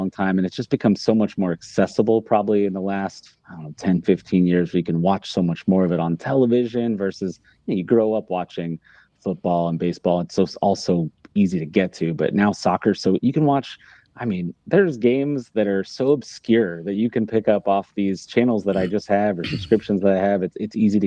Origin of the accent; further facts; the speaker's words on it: Sedalia, Missouri, United States; also born or lived in Arizona; now in Kansas City, United States; I'm actually from Sedalia